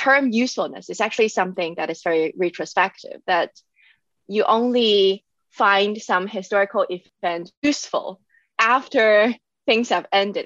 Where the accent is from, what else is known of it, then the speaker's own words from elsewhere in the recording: Hong Kong; moved away as an adult; now in Germany; I was born and raised in Hong Kong, and I came to Germany in 2018 for my master's programs.